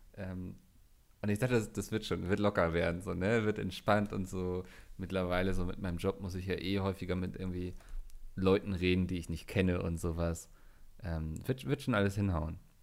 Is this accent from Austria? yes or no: no; Northern Germany, Germany; als Norddeutscher